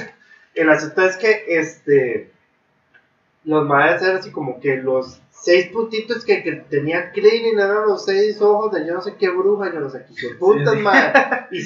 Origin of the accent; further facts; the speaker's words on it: Japan; Spanish is a second language; eso lo aprendí, yo soy japonés, entonces.